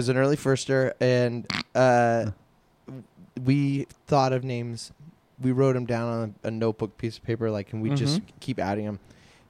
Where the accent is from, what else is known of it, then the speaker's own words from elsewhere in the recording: Virginia Beach, Virginia, United States; now in Los Angeles, United States; growing up in Virginia.